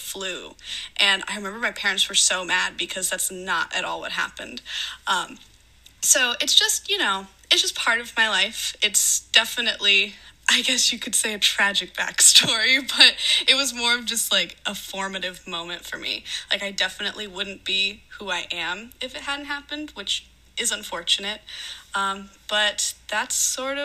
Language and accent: English; Daytona Beach, Florida, United States; I was born on July 16th, 1996 at 4:11 p.m. For anyone who wants my natal chart, there you go, in Daytona Beach, Florida